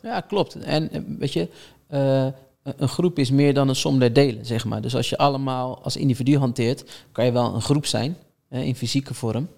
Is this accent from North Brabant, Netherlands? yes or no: no; Rotterdam, South Holland, Netherlands; ik kom uit Rotterdam. Ik woonde aan de oostkant van Rotterdam.